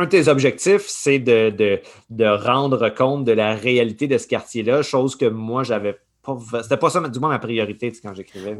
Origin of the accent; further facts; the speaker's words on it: Saint-Eustache, Quebec, Canada; je viens de Saint-Eustache, sur la rive nord